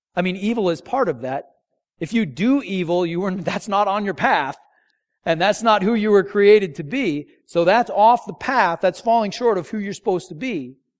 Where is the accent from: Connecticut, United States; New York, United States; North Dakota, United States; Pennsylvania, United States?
North Dakota, United States; moved away; I grew up in North Dakota and they don't salt the roads there